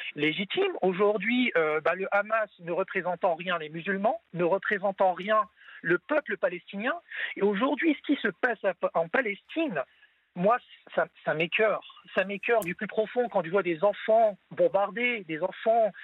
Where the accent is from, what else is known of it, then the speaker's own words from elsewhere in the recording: France; je suis français de confession musulmane